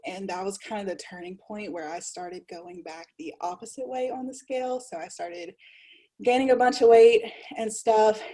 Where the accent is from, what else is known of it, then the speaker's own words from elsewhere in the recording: Louisiana, United States; I'm from Louisiana, a small town in Louisiana